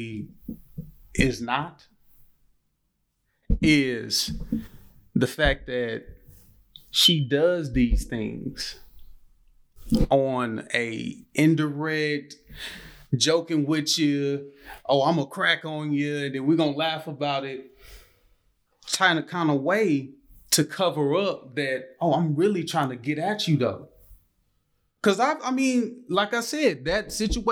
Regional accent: Gulfport, Mississippi, United States; I'm from Gulfport

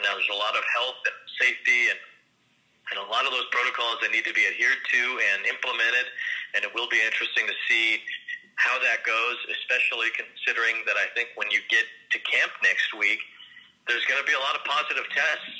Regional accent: Chicago, Illinois, United States; growing up in Chicago

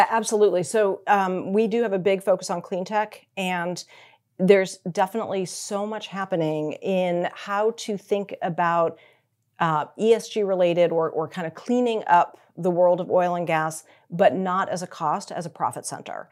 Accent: Newton, Massachusetts, United States; moved away as an adult; also born or lived in Rhode Island / Texas / New York; I was born in Rhode Island, uh, grew up in Massachusetts

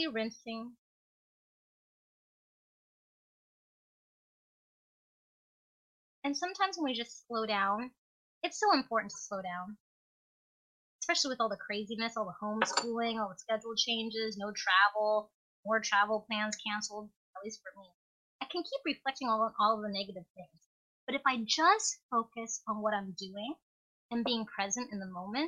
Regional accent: Alaska, United States; as a little kid growing up in Alaska as an immigrant

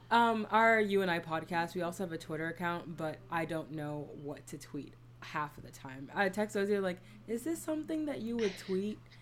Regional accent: Bahamas; now in Ohio, United States; I grew up in the Bahamas, so a lot of the grammar things that kind of everybody just kind of knows. I had to learn them when I came to America

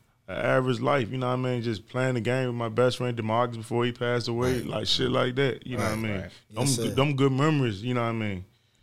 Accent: Richmond, Virginia, United States; I grew up down the bottom, you know, Jefferson Davis, but I'm from Broad Rock Uptown.

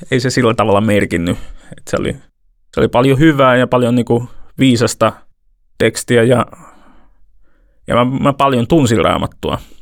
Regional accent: Toivakka, Central Finland, Finland; mä oon mennyt seurakunnan päiväkerhoon Toivakassa, mistä mä oon kotosin

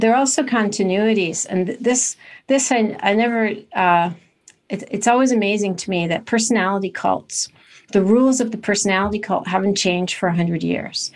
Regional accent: Los Angeles, California, United States; I grew up in California in a very nice, uh, seaside town between Malibu and Santa Monica

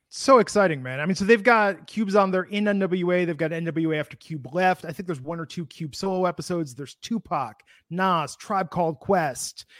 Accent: Midwest, United States; also born or lived in Bay Area, California / Michigan; as a kid growing up in the Midwest

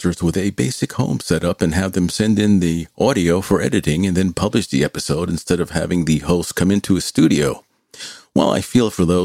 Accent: New York, United States; I was from New York

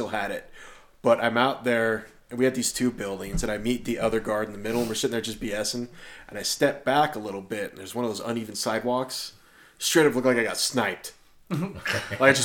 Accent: Alaska, United States; moved away; I grew up in Alaska

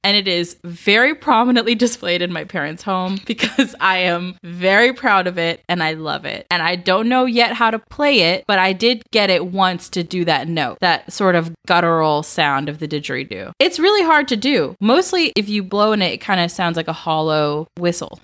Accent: Georgia, United States; I grew up in Georgia.

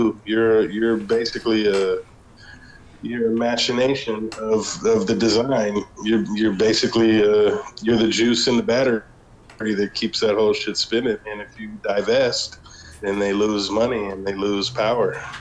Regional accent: Los Angeles, California, United States; moved away as an adult; now in Central America; I'm a black man, and I grew up in Los Angeles

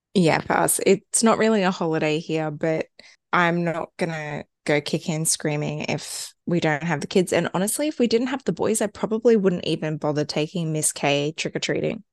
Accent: Australia; growing up in Australia

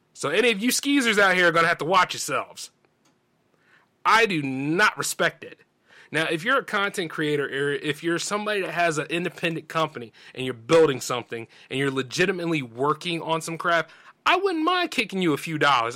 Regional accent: the South, United States; accent: Southern drawl; I'm from the South. Not deep South, but I'm from the South.

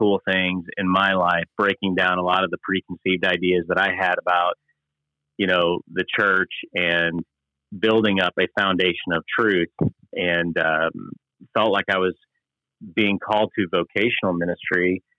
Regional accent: St. Louis, Missouri, United States; I grew up in a suburb of St. Louis, Missouri

